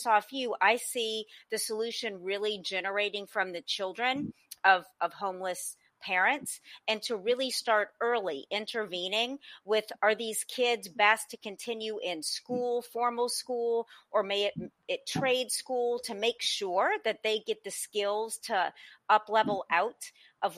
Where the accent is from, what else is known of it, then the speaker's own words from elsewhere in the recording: New Orleans, Louisiana, United States; also born or lived in Los Angeles; I come from New Orleans